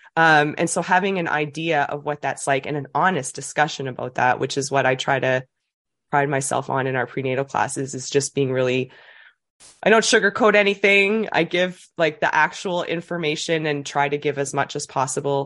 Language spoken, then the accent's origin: English; New Brunswick, Canada; moved away as an adult; now in Dartmouth, Canada; I'm from New Brunswick originally. I moved to Nova Scotia, always had a love for Nova Scotia, but came here for university and just kinda never left.